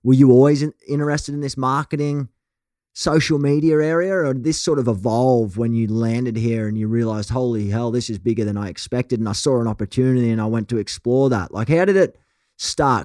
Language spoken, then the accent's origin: English; Australia; accent: Aussie; now in Los Angeles, United States; my token Aussie accent